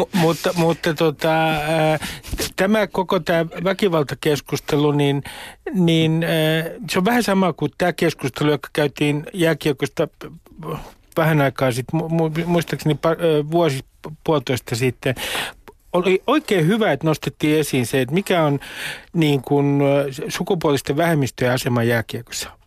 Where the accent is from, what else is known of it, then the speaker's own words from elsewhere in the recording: Nummi-Pusula, Uusimaa, Finland; moved away; Nummi Pusulassa 70 kilometriä kilometrin päässä Helsingistä, niin meillähän oli IFK-takit päällä. 70-luvulla siellä keskellä maaseutua